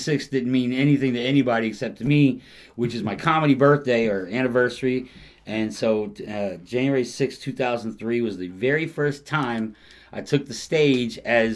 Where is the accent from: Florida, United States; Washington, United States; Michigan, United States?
Florida, United States; Merritt Island; also born or lived in Alabama; I grew up in Merritt Island